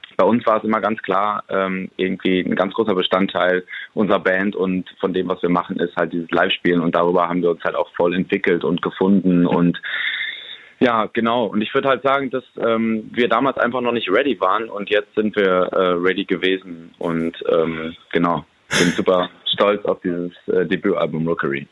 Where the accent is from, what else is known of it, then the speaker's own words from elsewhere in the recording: Hamm, North Rhine-Westphalia, Germany; now in Berlin, Germany; wir haben ganz viele Freunde hier, unsere Familien sind hier und ist für uns nach wie vor einfach die, die Heimat und man fühlt sich hier so richtig zu Hause